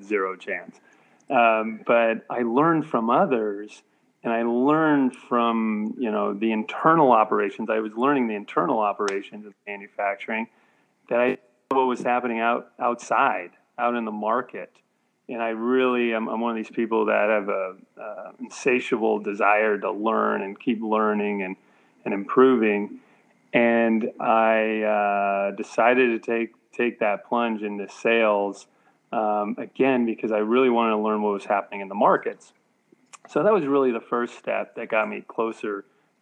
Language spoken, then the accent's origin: English; Cupertino, California, United States; I grew up in Cupertino, California, which is part of the San Francisco Bay Area